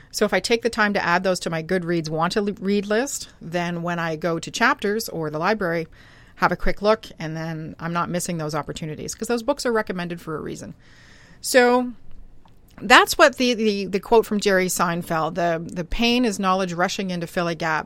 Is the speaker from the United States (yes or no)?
no; Canada; I'm a Canadian girl